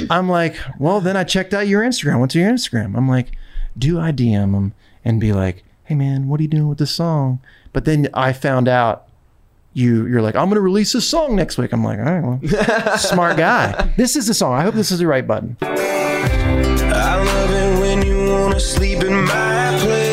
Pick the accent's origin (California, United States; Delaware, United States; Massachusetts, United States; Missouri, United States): Delaware, United States; There's two from Delaware, me and ….